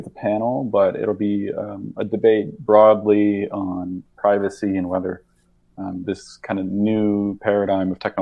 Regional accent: Rochester, Minnesota, United States; So I grew up in Rochester, Minnesota.

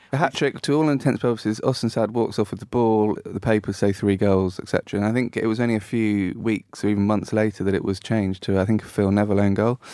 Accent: Brackley, East Midlands, United Kingdom; I was born in Brackley

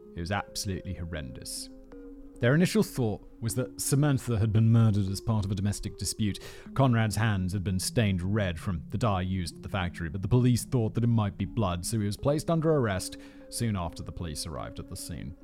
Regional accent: United Kingdom; as a British person

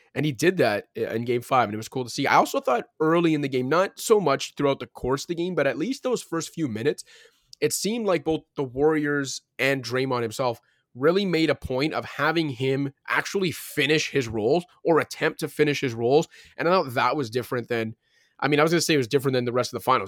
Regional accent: Toronto, Ontario, Canada; Currently in Scarborough, though, shout out Scarborough, my hometown

